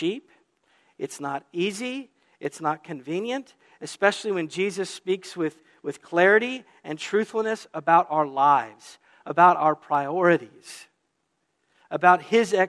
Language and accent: English; the South, Southern United States, United States; now in New England, United States; as a Southerner here is, welcome to New England